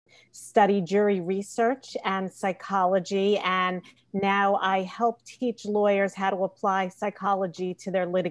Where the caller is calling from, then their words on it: New York City, New York, United States; I am Zooming in from New York City.